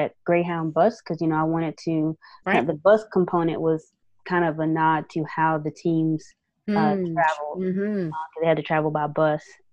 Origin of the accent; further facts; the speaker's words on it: Winston-Salem, North Carolina, United States; Winston-Salem State. The university, you know, in my hometown